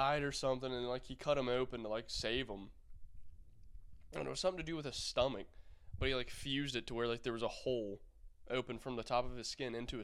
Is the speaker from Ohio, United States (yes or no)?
yes; Middletown, Ohio, United States; I was born in Middletown